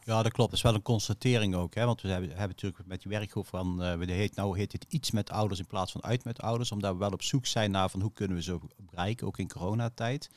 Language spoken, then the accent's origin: Dutch; Veghel, North Brabant, Netherlands; Ik eh, ben opgegroeid in Veghel